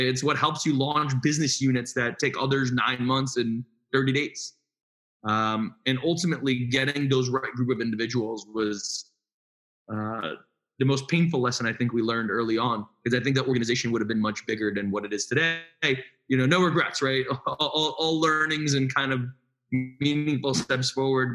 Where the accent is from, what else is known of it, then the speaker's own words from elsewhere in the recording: New York City, New York, United States; moved away; also born or lived in North Jersey; I grew up in Brooklyn